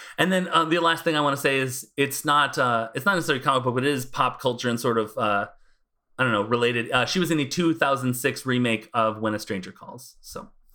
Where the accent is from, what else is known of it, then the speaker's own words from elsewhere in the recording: United States; I'm American